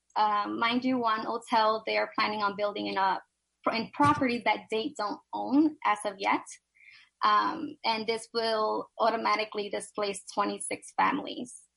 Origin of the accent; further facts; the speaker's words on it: New York City, New York, United States; I was raised in Silverside and Sunset Park, Brooklyn